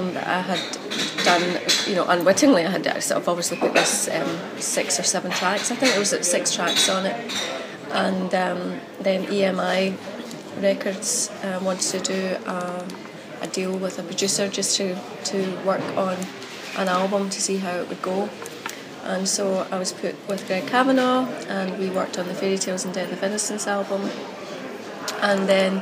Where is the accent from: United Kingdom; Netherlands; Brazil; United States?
United Kingdom; Glasgow, Scotland; also born or lived in Canada; I was brought up on Bank Street, just around the corner from the university there.